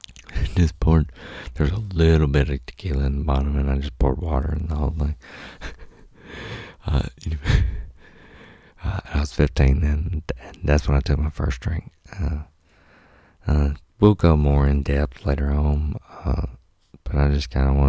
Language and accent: English; Mississippi, United States; I'm from Mississippi.